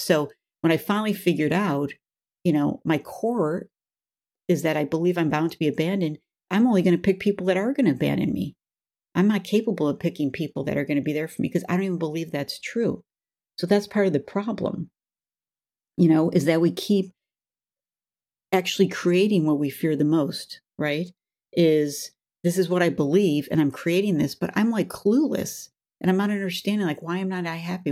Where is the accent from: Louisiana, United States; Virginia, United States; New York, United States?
New York, United States; Buffalo; I grew up in Buffalo, New York